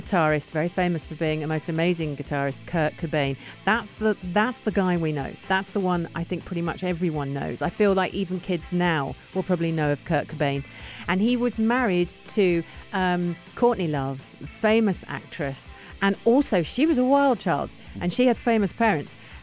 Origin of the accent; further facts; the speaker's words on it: United Kingdom; now in United Arab Emirates; reading this as a Brit